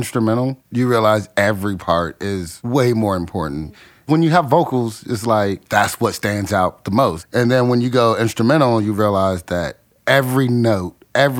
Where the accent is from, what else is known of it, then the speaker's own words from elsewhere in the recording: Washington, District of Columbia, United States; moved away as an adult; now in Chattanooga, United States; I'm originally from Washington, D.C. I love it. So I always say that. I lived in D.C. most of my life. Just living in such a melting pot.